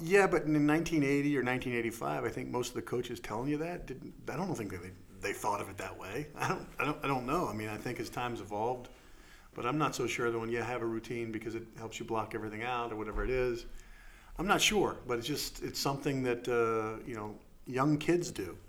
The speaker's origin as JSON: {"language": "English", "region": "Maryland", "country": "United States", "tie": "born or raised there", "said": "I grew up here in Maryland"}